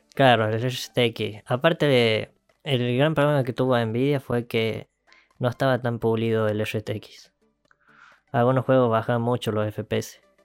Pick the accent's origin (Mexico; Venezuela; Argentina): Argentina; somos de Argentina